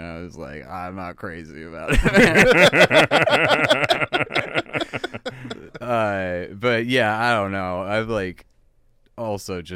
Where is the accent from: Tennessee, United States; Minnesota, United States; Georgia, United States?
Minnesota, United States; Bloomington; moved away as an adult; also born or lived in New York / Washington, D.C.; it was a fine place to grow up